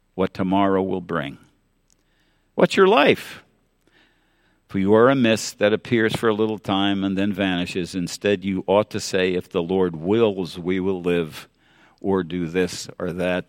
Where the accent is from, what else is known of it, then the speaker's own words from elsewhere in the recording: New York City, New York, United States; growing up in New York City